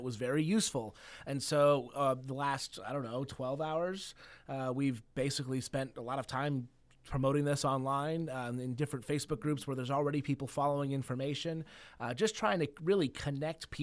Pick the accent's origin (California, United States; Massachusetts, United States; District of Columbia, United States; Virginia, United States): California, United States; Ojai; I'm born and raised in Ojai